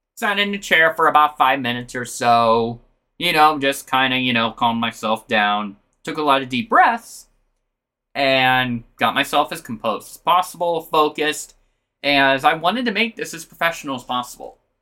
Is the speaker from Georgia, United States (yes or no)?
no; Omaha, Nebraska, United States; I'm from Omaha